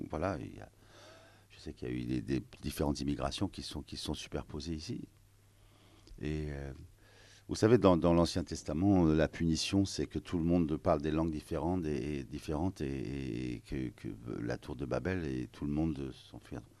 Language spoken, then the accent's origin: French; France; moi, je suis français, je suis arménien, je suis libanais.